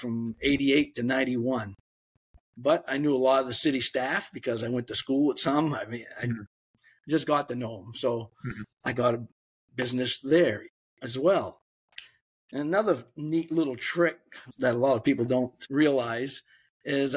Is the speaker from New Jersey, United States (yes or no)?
no; Biddeford, Maine, United States; growing up in Biddeford Saco area